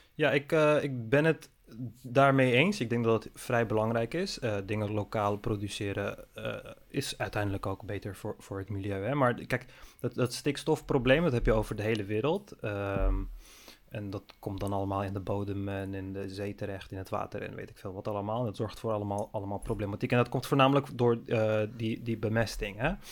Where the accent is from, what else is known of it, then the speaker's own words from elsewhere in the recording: Netherlands; also born or lived in Amsterdam; als Nederlander